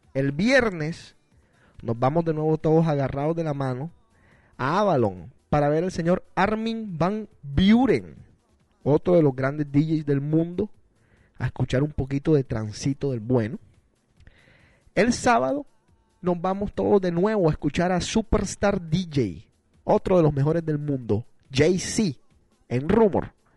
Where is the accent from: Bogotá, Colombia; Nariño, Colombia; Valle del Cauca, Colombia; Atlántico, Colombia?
Atlántico, Colombia; Barranquilla; somos nosotros, nacidos en Barranquilla, Colombia